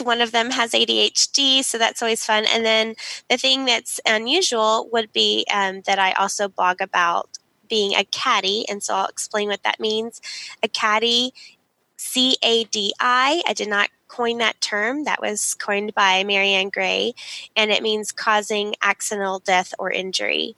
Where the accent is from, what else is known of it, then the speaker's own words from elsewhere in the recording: Dallas, Texas, United States; we grew up in Dallas, Texas